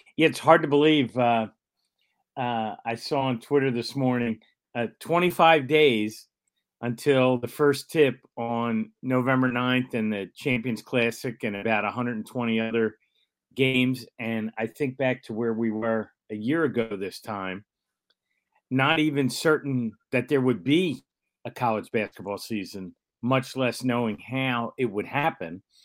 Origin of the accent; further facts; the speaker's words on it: Philadelphia, Pennsylvania, United States; I grew up in the Overbrook section of Philadelphia